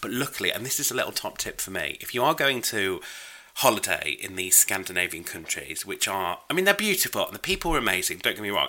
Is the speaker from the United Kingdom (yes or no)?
yes; United Kingdom; I am festively British